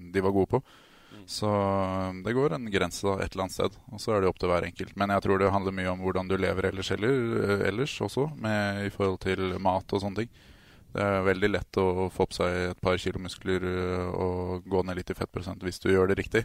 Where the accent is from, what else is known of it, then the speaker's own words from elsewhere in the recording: Trysil, Innlandet, Norway; also born or lived in Denmark; Jeg er jo til og med født og oppvokst i Danmark. Yes. Flytta til Trysil når jeg var sju år gammel.